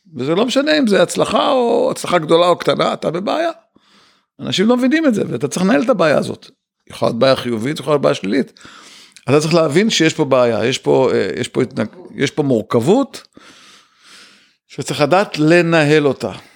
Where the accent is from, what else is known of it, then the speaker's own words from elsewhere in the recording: Ramat Gan, Tel Aviv District, Israel; also born or lived in Bnei Brak / Kfar HaYarok; אני גדלתי ברמת גן, בני ברק רמת גן לסירוגין, אבל בגיל 13 וקצת עברתי לכפר הירוק